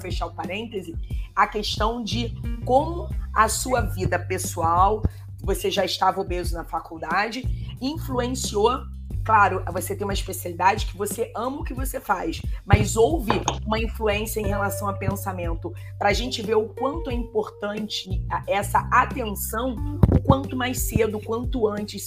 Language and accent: Portuguese; Rio de Janeiro, Brazil; eu sou do Rio de Janeiro, eu fiz uma estadual